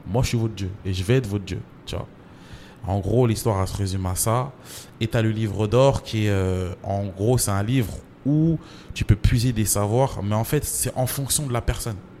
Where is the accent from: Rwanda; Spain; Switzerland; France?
France; Champigny-sur-Marne, Île-de-France; also born or lived in Comoros (origin); J'ai grandi à Champigny. J'ai grandi à Champigny